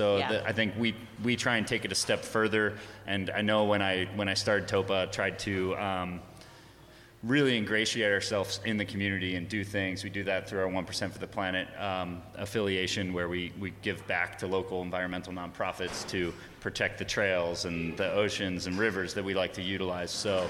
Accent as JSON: {"language": "English", "region": "New Jersey", "country": "United States", "accent": "Jersey", "moved": "yes", "lives_now": "California, United States", "said": "give me a few more beers and you'll get my Jersey accent."}